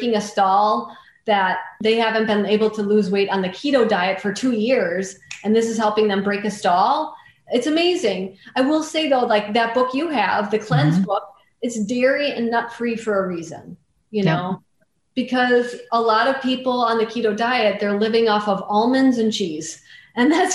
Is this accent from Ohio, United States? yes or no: no; North Central Wisconsin, United States; I grew up in North Central Wisconsin where we didn't have any money.